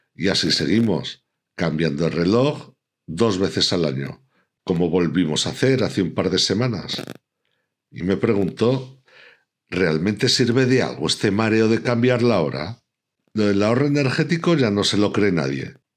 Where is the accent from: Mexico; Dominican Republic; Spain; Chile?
Spain; Pertusa, Aragon; mi pueblo, Pertusa.